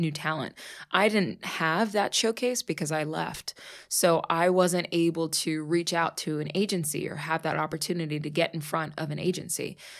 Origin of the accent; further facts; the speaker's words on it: Pittsburgh, Pennsylvania, United States; moved away as an adult; also born or lived in New York; I was born and raised in Pittsburgh.